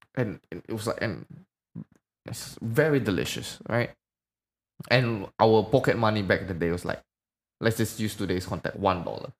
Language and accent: English; Medan, North Sumatra, Indonesia; where I'm from, um, I'm from Medan